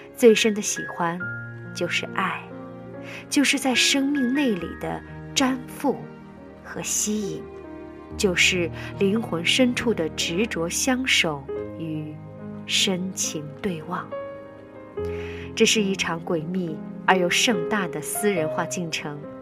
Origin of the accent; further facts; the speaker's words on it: China; 我们中国人